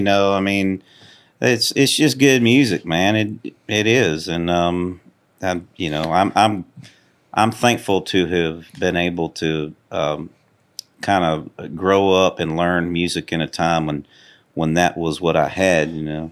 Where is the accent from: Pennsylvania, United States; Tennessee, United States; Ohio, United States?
Tennessee, United States; Cunningham; also born or lived in Houston, Texas; I was born in Houston, Texas, and, um, I, I really grew up in a place called Cunningham, about, probably about an hour from here.